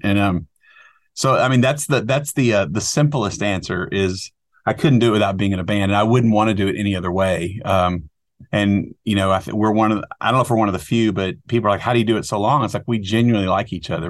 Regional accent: outside of Dallas, Texas, United States; I grew up outside of Dallas, Texas

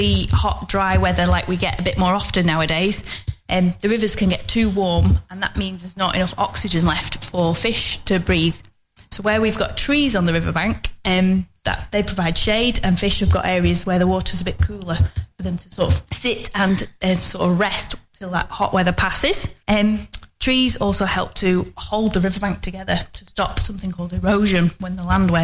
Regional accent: Longridge, North West England, United Kingdom; I grew up in Longridge, which is also in the Ribble catchment.

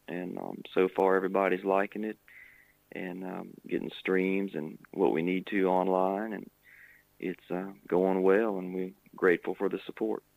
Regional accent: Virginia, United States; In my home state of Virginia, way over here.

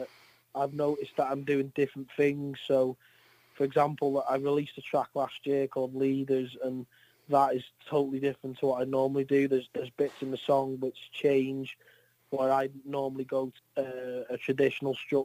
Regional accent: North Wales, United Kingdom; I'm from North Wales

